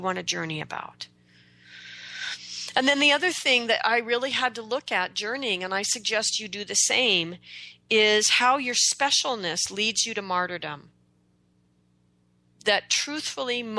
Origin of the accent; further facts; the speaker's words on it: United States; I'm an American.